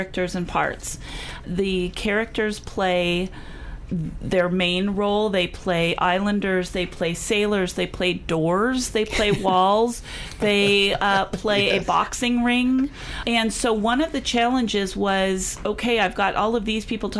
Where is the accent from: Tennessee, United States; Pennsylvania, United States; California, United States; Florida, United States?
California, United States; San Diego; now in Missouri, United States; I'm from La Jolla.